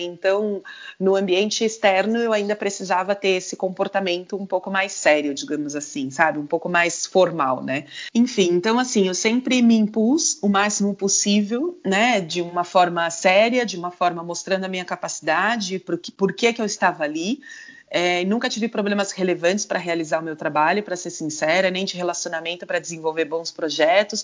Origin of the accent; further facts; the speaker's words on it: Brazil; moved away as an adult; sempre você acaba caindo um pouco na comunidade do seu país, né? Então, tem várias amigas brasileiras